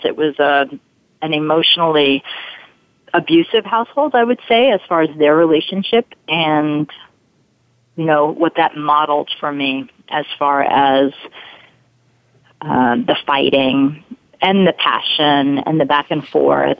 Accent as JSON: {"language": "English", "town": "New York City", "region": "New York", "country": "United States", "tie": "born or raised there", "accent": "Brooklyn", "said": "I grew up in Brooklyn. um, spent a lot of money to get rid of that accent, but here it comes up again"}